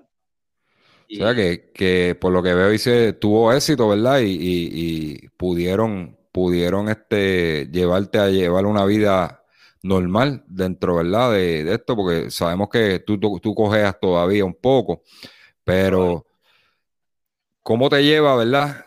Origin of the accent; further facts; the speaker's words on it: Las Piedras, Puerto Rico; yo me crié en el barrio Teja de las Piedras